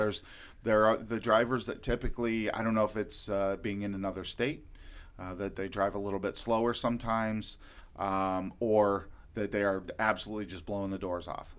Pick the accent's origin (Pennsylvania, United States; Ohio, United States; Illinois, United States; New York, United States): Ohio, United States; Lorain; I grew up in Lorain, Ohio